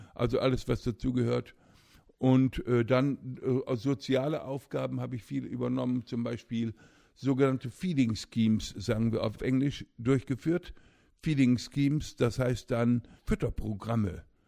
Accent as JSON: {"language": "German", "town": "Osnabrück", "region": "Lower Saxony", "country": "Germany", "tie": "born or raised there", "moved": "as an adult", "said": "in meiner Heimatstadt Osnabrück, wo ich aufwuchs"}